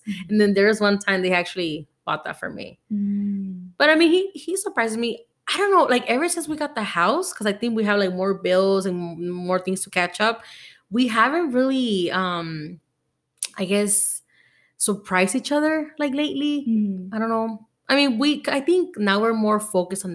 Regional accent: Veracruz, Mexico; now in United States; I was born in Veracruz

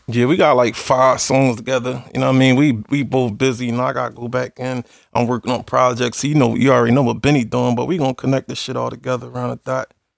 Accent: Philadelphia, Pennsylvania, United States; I come from the slums. I come from Philly.

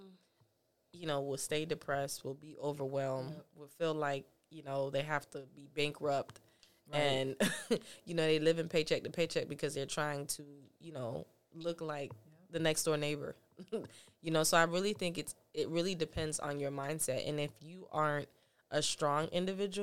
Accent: Fort Lauderdale, Florida, United States; I grew up in Fort Lauderdale.

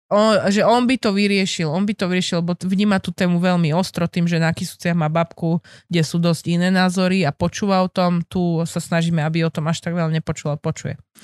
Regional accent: Žilina, Žilina Region, Slovakia; zo Žiliny, odkiaľ pochádzam

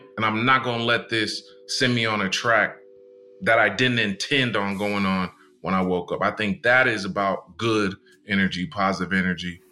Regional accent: Tustin, California, United States; growing up in SoCal and Tustin

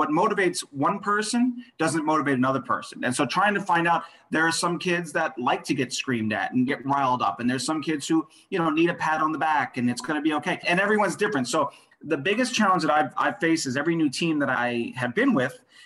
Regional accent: Long Island, New York, United States; moved away; I'm originally from Long Island, New York

